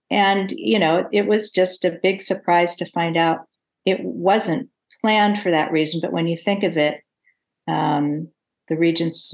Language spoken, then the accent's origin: English; Berkeley, California, United States; I live in the East Bay. I've always lived on either side of Berkeley, So it's actually my hometown.